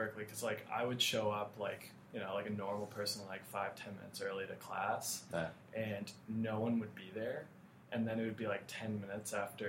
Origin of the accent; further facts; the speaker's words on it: Brunswick, Maine, United States; moved away as an adult; now in Boston, United States; Originally, I'm from Brunswick, Maine, really small town on the coast